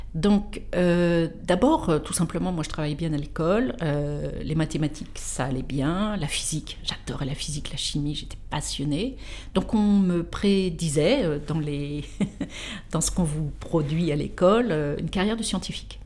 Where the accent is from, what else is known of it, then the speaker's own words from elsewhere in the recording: Versailles, Île-de-France, France; je suis née à Versailles, j'ai fait toutes mes études à Versailles